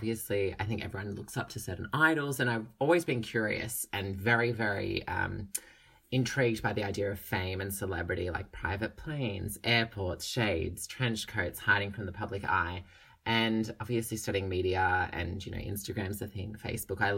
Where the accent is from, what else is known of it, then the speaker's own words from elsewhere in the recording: Australia; I'm from Australia.